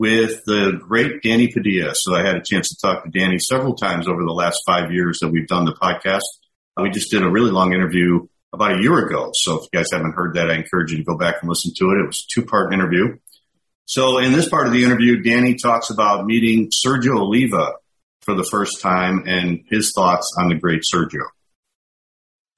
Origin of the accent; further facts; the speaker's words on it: Chicago, Illinois, United States; I grew up in Chicago